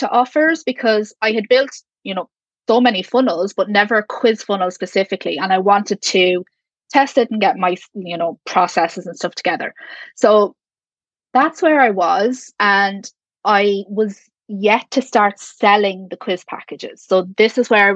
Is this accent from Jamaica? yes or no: no; Ireland; I'm from Ireland